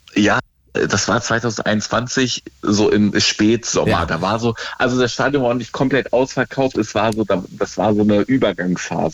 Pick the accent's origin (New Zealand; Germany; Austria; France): Germany; near Kassel, Northern Hesse; moved away as an adult; also born or lived in Dortmund; now in Stuttgart, Germany; eigentlich aus Nordhessen, äh, kennt keiner Nähe von Kassel, aber so eine Kleinstadt